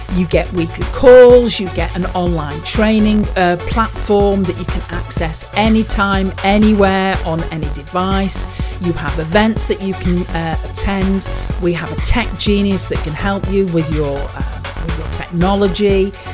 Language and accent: English; United Kingdom; I'm a Brit